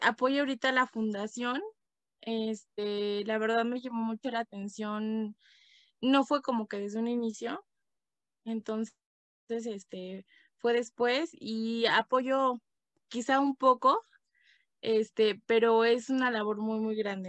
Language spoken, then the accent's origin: Spanish; Toluca, State of Mexico, Mexico; also born or lived in Michoacán; now in Tlalpujahua, Mexico; yo nací, pues digamos que nací en, Toluca, en el Estado de México. Pero bueno, eh, en fin, vivo acá en Michoacán